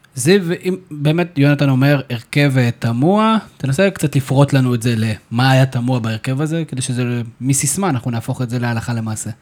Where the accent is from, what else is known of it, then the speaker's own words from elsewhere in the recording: Israel; אנחנו בתור ישראלים